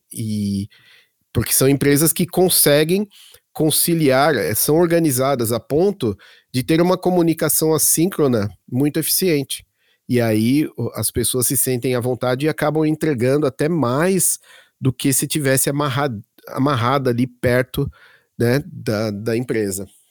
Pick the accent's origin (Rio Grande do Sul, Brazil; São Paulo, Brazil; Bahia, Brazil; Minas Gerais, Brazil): São Paulo, Brazil; Santo André; also born or lived in Belo Horizonte, Brazil / Florida, United States / Munich, Germany; now in Berlin, Germany; eu sou de Santo André, em São Paulo